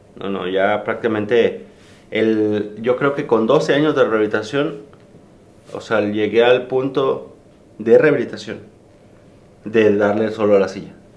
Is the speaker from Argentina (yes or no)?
no; Mexico